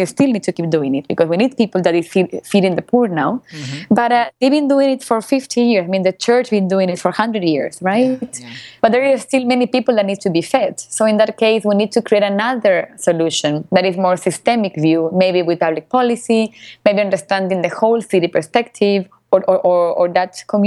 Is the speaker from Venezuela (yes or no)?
yes; Venezuela; also born or lived in Argentina; I was born in Venezuela because my family exiled Argentina because of the dictatorship.